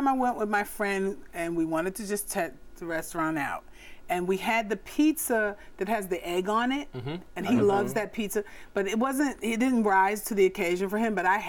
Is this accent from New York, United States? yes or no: yes; Brooklyn, New York, United States; moved away; I'm from Brooklyn.